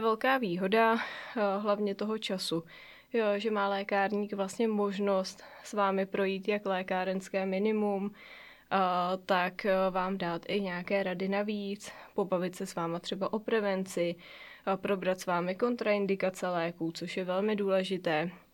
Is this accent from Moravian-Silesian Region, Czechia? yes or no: no; Mariánské Lázně, Karlovy Vary Region, Czechia; now in Prague, Czechia; já vlastně pocházím přímo tady z Mariánských lázních. V Mariánských lázních jsem se narodila